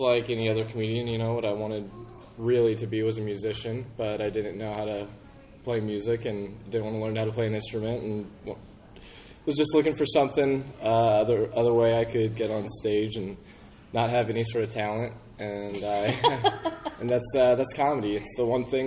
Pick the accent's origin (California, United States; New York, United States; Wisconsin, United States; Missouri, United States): Missouri, United States; St. Louis; I'm from St. Louis, Missouri.